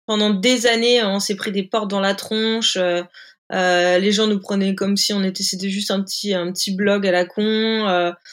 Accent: Hauts-de-France, France; moved away as an adult; now in Biarritz, France; moi, je suis originaire du nord de la France, une ch'ti

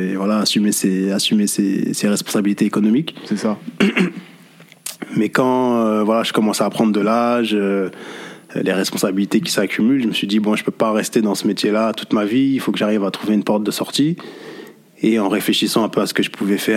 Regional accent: Paris, Île-de-France, France; now in Saint-Denis, France; j'ai bientôt 36 ans. Mm-hmm. je suis né à Paris, dans le 13e arrondissement, j'ai grandi dans le 13e arrondissement. Aujourd'hui, je vis à Saint-Denis depuis maintenant 5 ans. je suis d'origine Verdienne de par mon père et de la Martinique de par ma mère.

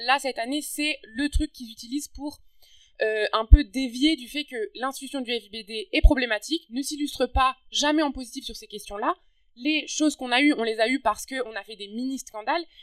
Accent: France; now in Montreal, Canada

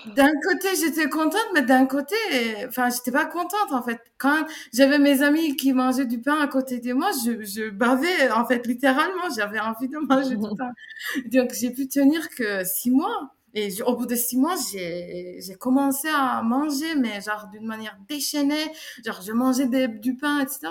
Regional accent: Istanbul, Turkey; moved away as an adult; now in France; je viens de Turquie, je suis née à Istanbul, euh, j'ai 32 ans, ça fait 5 ans que je vis en, France

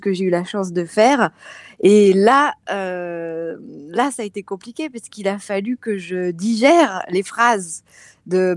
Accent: Clermont-Ferrand, Auvergne-Rhône-Alpes, France; moved away as an adult; also born or lived in Strasbourg; now in Paris region, France; où je suis née, à Clermont-Ferrand

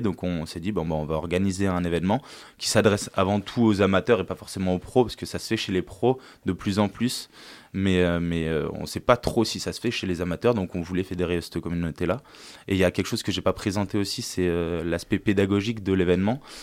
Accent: La Terrasse, Auvergne-Rhône-Alpes, France; also born or lived in Lille; je suis originaire de la région de Grenoble, de la vallée du Grésivaudan et d'un petit village qui s'appelle La Terrasse

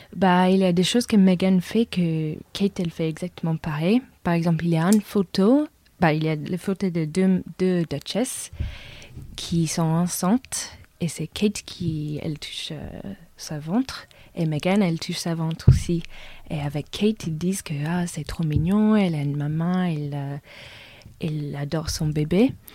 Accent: England, United Kingdom; French is a second language; je suis anglaise

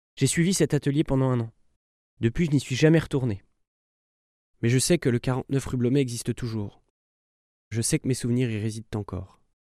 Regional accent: Normandy, France; moved away as an adult; now in Paris, France; J'ai grandi en Normandie, près d'une cathédrale gothique, pas loin de la mer et des falaises de craie.

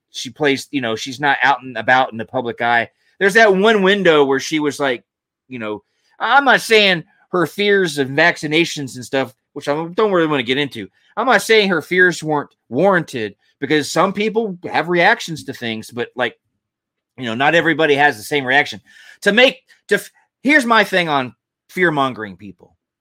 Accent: Georgia, United States; I lived, I grew up in Georgia

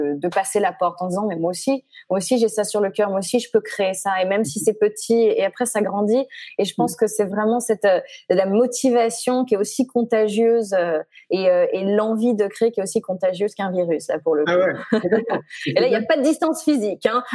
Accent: Chamonix, Auvergne-Rhône-Alpes, France; moved away as an adult; now in United States; je viens de Haute-Savoie. Euh, je suis originaire de Haute-Savoie, de Chamonix

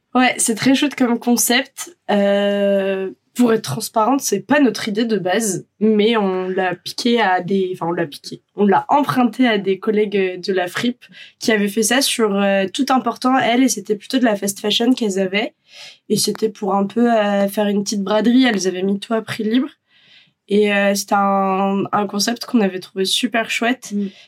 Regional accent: Brittany, France; moved away; On est bretonne d'origine. L'été dernier, on était rentré en Bretagne

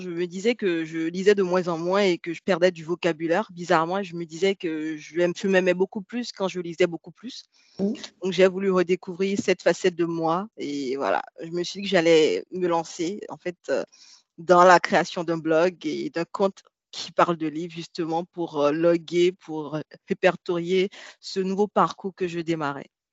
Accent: Benin; moi j'ai grandi au Bénin, c'est un pays de l'Afrique de l'Ouest

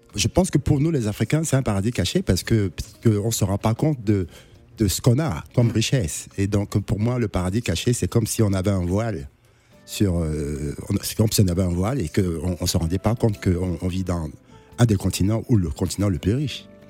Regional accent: Douala, Littoral, Cameroon; moved away as an adult; now in Paris, France; dans ma jeunesse quand j'étais au Cameroun

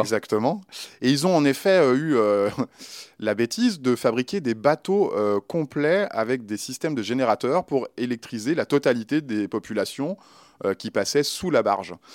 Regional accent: Lyon, Auvergne-Rhône-Alpes, France; je suis un Lyonnais. Alors forcément, euh, travailler dans ma ville d'origine, c'était un rêve

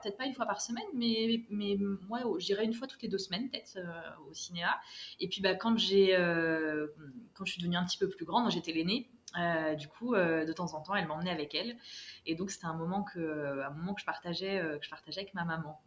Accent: France; moved away as an adult; also born or lived in Paris; now in Morocco; Je suis française, mais j'ai été adoptée par le Maroc, où je me suis installée pour de bon il y a quelques mois

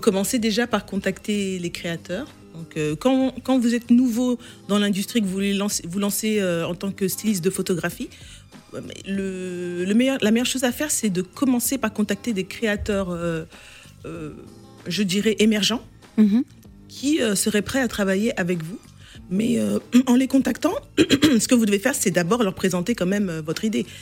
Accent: France; moved away as an adult; now in London, United Kingdom; je vivais en France, je suis née en France, j'ai étudié ici.

